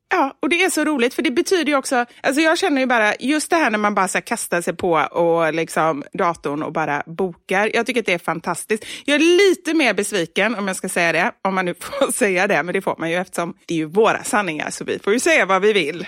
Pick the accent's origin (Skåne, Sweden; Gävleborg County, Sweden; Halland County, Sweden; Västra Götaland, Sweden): Västra Götaland, Sweden; Gothenburg; moved away; Göteborg. Ja. Tillbaka till min hemstad